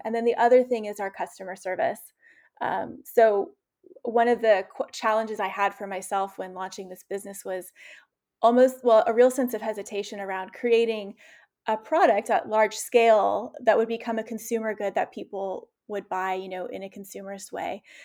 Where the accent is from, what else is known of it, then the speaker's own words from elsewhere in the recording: the South, United States; I'm from the South also